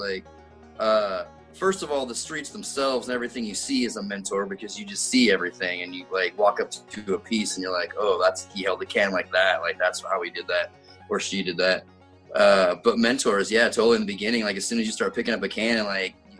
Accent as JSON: {"language": "English", "region": "California", "country": "United States", "lives_now": "Ellensburg, United States", "said": "I'm originally from Southern California, like in between Bakersfield and Fresno in the San Joaquin Valley. I transplanted here the first time in 1988."}